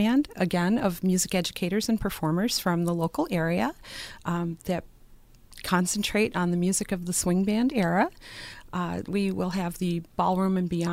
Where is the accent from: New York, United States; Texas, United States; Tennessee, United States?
New York, United States; Buffalo; born and raised in Buffalo, in the Buffalo area